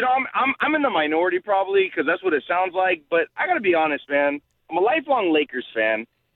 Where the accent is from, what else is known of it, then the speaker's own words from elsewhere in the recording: Los Angeles, California, United States; I'm a native from Los Angeles, so I got a little pride in the city.